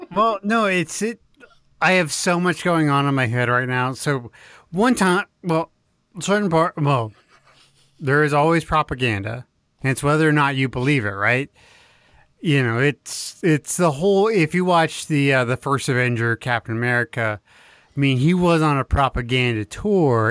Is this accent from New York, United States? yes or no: no; Texas, United States; I'm from Texas